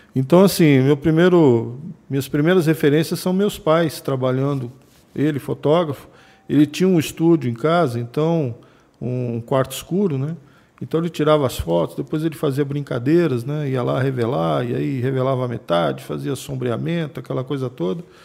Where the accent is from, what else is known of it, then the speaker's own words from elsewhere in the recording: Brasília, Federal District, Brazil; also born or lived in São Paulo; Meu pai era funcionário do Banco Brasil. Tá. Na época, em 1974, ele foi transferido para Brasília, né? E eu fui com 10 anos para lá e tô lá até hoje